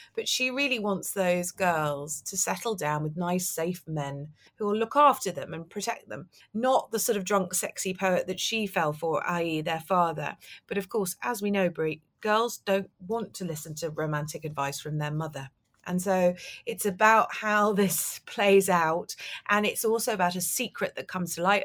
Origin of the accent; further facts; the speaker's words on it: London, United Kingdom; I grew up in London